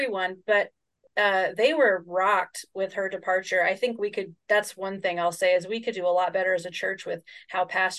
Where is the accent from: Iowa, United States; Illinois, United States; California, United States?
Illinois, United States; Chicago; I grew up in Chicago